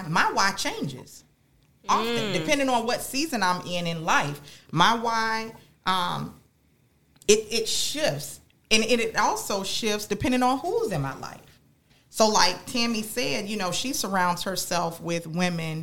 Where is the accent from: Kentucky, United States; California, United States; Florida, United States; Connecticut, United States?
Florida, United States; West Palm Beach; I born and raised in Palm Beach County, grew up in West Palm Beach